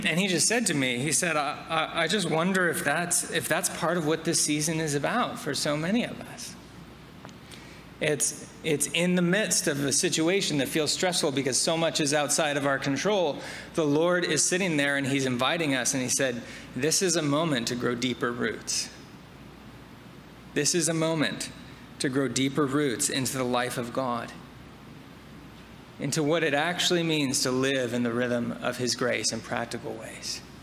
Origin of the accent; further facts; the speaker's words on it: near Napa Valley, Northern California, United States; I grew up in Northern California, quite near Napa Valley